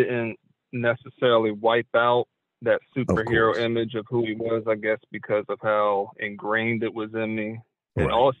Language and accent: English; Dover, Delaware, United States; Dover, Delaware.